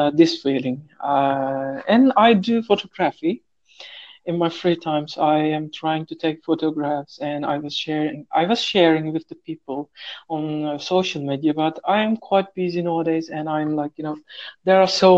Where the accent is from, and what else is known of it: Turkey; English is a second language; moved away as an adult; now in Saudi Arabia